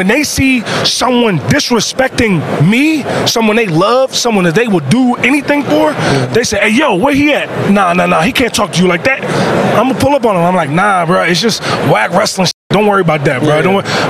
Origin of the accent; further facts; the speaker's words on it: Pioneer City, Maryland, United States; Where I'm from, G-shit, let's keep it real. I'm from Pioneer City.